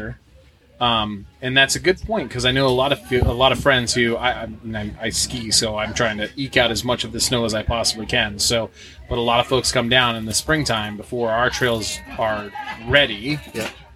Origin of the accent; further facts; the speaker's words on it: New Hampshire, United States; I'm from New Hampshire. I got to drive down here